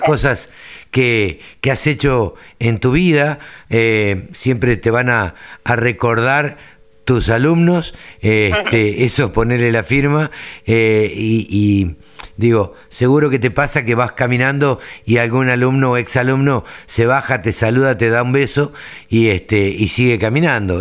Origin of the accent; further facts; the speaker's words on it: Maipú, Buenos Aires Province, Argentina; yo soy de Maipú